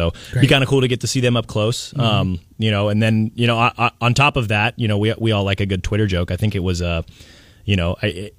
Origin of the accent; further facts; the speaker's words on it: United States; as an American